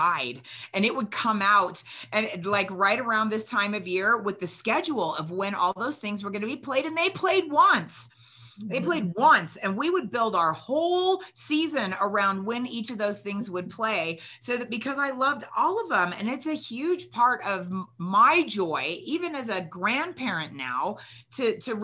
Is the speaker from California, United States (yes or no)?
yes; California, United States; growing up in California